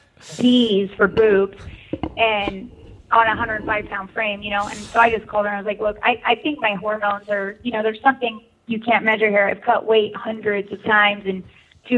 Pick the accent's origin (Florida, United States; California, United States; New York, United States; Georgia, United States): California, United States; Walnut Creek; moved away; also born or lived in Iowa; I grew up in California, actually